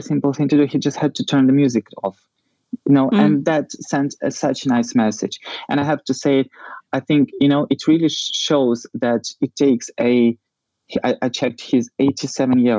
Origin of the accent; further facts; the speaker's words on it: Ukraine; Ukraine, in geographical sense, you know, we are in this, in the heart of Europe